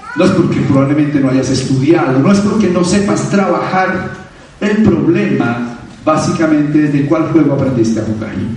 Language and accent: Spanish; Bogotá, Colombia; un colombiano nacido en Bogotá